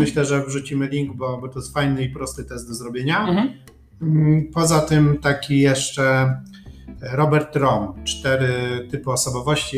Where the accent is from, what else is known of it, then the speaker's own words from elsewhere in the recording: Poland; jestem z Polski